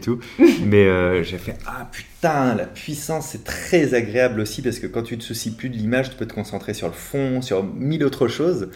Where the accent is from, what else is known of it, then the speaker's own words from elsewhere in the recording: La Rochelle, Nouvelle-Aquitaine, France; now in Paris, France; je viens de La Rochelle et que j'habite depuis un peu trop longtemps à Paris